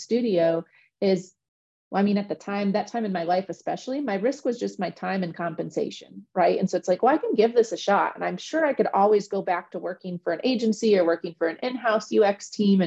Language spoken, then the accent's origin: English; Midwest, United States; I'm from the Midwest